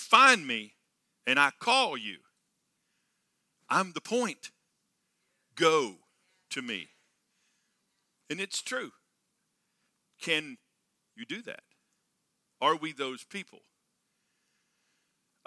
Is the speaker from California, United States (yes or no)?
no; Texas, United States; I grew up in Texas on a farm and ranch